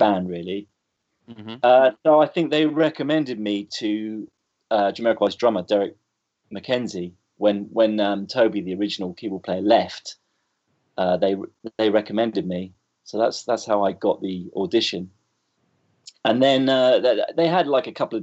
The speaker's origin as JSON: {"language": "English", "town": "Bournemouth", "region": "South West England", "country": "United Kingdom", "tie": "born or raised there", "also_born_or_lived": "London", "moved": "as an adult", "said": "I grew up in Bournemouth."}